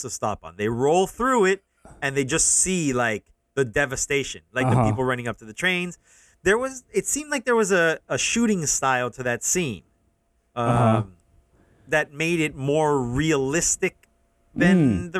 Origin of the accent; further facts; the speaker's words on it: United States; me as an American